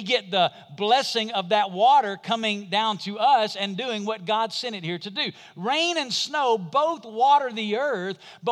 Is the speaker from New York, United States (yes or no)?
no; Muscle Shoals, Alabama, United States; It's the bridge from my hometown, Muscle Shoals, Alabama